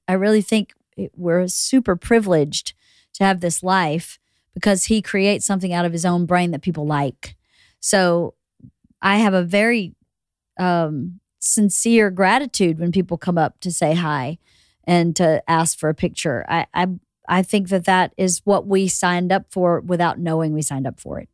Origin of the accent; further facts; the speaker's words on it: Georgia, United States; moved away as an adult; also born or lived in New York; now in Los Angeles, United States; We go to Georgia to my hometown where everybody knew us anyway.